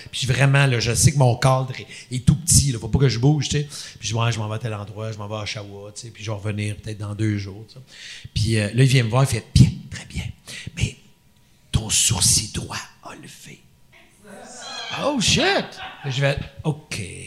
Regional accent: Quebec, Canada; je suis un Québécois

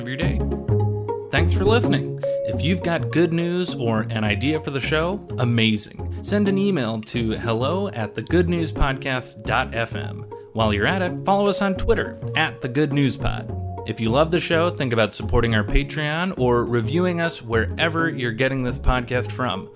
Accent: Illinois, United States; my home state of Illinois

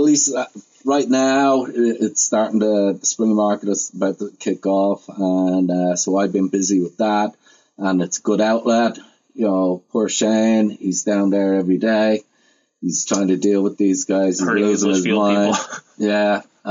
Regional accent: Ireland; now in United States

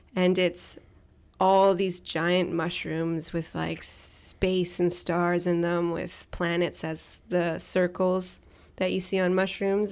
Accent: Tseycum First Nation, Saanich Territory, British Columbia, Canada; I am from Sycamore First Nations in Saanich Territory.

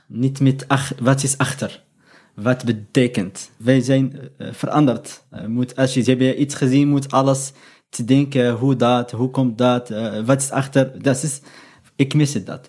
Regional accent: Morocco; Dutch is a second language; moved away as an adult; now in Europe; ik ben Marokkaans, mhm. ik ben uit Noord-Afrika

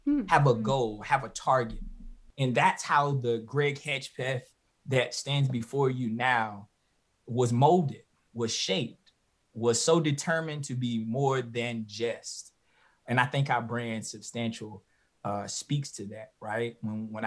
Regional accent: Halifax County, North Carolina, United States; being born and bred in Halifax County, North Carolina, working on the farm

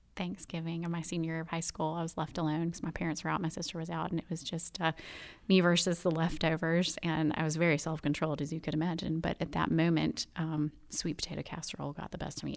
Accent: Birmingham, Alabama, United States; moved away as an adult; also born or lived in Chicago / New York Metro; I am from Birmingham, from Mountain Brook. Graduated from Mountain Brook High School in two thousand. And, um, so just grew up in this wonderful community

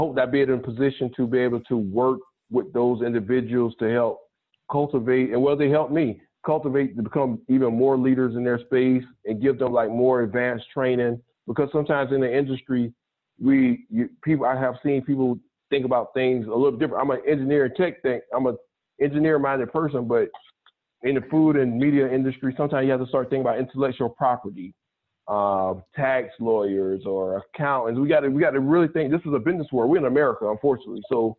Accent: South Carolina, United States; And it's partly because of my background. Growing up in the South Carolina, my parents, the family didn't necessarily have thousands of acres

